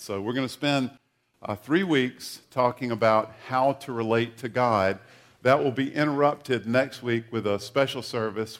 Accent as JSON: {"language": "English", "region": "eastern South Carolina", "country": "United States", "tie": "born or raised there", "moved": "yes", "said": "I grew up in uh, a small town in eastern South Carolina"}